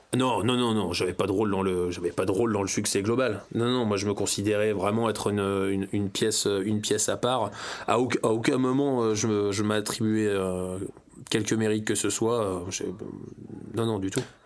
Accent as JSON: {"language": "French", "town": "Serrières", "region": "Auvergne-Rhône-Alpes", "country": "France", "also_born_or_lived": "Springfield, Virginia, United States / Washington, United States", "said": "chez nous à Serrières"}